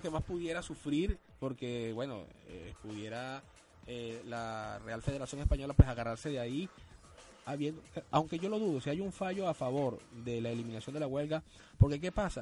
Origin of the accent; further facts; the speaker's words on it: Trujillo, Venezuela; en mi tierra. Yo soy de Trujillo